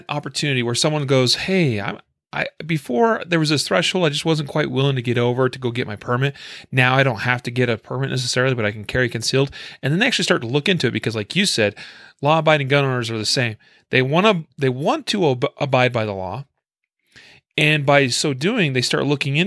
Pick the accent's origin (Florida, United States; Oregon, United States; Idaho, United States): Idaho, United States; moved away; my home state is Idaho